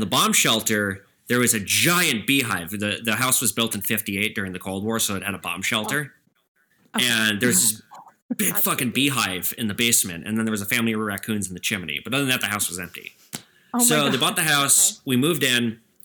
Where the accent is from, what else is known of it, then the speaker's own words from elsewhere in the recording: Edina, Minnesota, United States; now in Minneapolis, United States; I'm from Edina, Minnesota